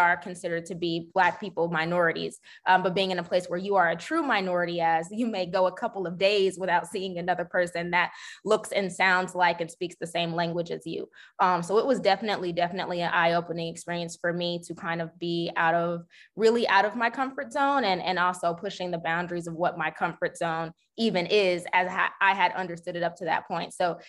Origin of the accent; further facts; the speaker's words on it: University City, Missouri, United States; also born or lived in Nashville, Tennessee / Beijing, China; I am also born and raised here in St. Louis. I grew up in University City.